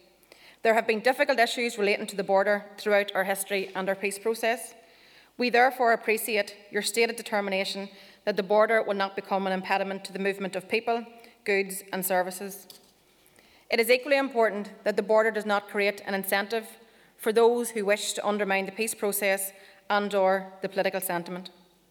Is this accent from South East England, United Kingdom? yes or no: no; the North, Northern Ireland, United Kingdom